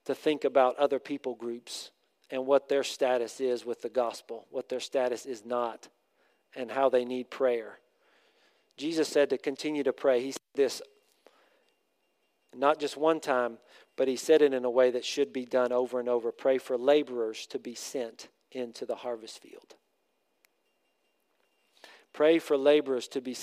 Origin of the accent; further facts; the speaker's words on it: United States; also born or lived in Thailand; we're from America